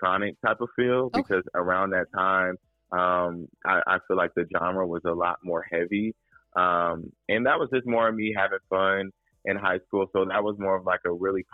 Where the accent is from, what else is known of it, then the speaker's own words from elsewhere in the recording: Indianapolis, Indiana, United States; I'm from the Midwest, Indianapolis, Indiana, born and raised